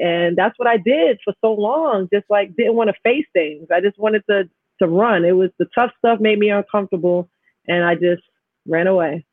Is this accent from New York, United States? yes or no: yes; New York City, New York, United States; also born or lived in Jamaica, Queens; growing up in Astoria, having my parents separate.